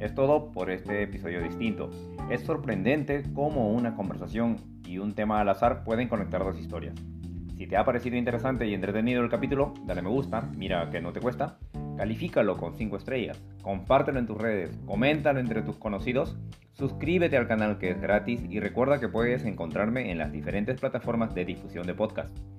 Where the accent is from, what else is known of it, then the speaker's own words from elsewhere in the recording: Peru; un peruano promedio